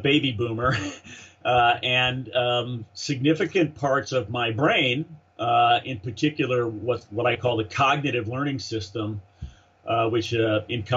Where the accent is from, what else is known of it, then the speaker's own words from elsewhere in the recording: Southern California, United States; moved away as an adult; now in Austin, United States; I'm a SoCal guy